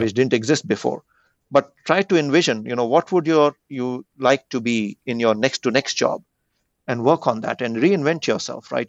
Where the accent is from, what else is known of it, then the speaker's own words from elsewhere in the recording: India; moved away; growing up in India